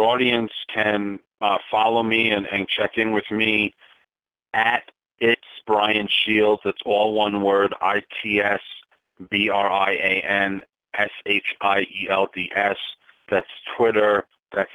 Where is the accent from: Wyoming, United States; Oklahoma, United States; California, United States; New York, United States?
New York, United States; Long Island; I grew up on Long Island